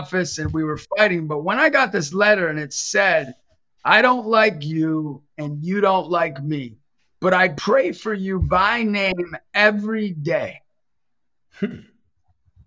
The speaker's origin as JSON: {"language": "English", "town": "Erie", "region": "Pennsylvania", "country": "United States", "tie": "born or raised there", "said": "growing up in Erie, my family, Italian"}